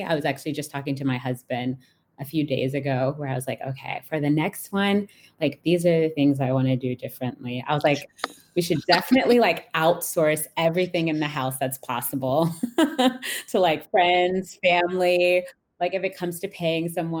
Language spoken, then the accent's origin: English; Atlanta, Georgia, United States; I grew up in Atlanta in a largely, I say largely, but pretty much just like Black American Muslim community